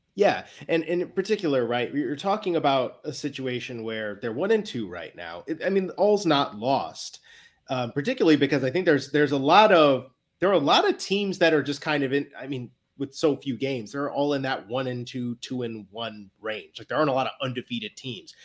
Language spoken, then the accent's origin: English; Chicago, Illinois, United States; now in New England, United States